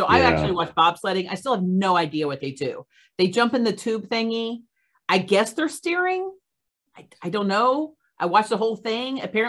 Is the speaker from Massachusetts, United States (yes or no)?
no; Oklahoma, United States; I grew up in Oklahoma, so you know, we never had snow enough like that.